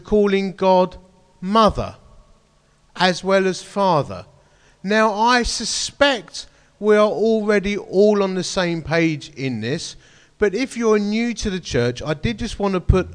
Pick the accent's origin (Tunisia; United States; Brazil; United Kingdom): United Kingdom; Romford, London; I'm a bloke from Romford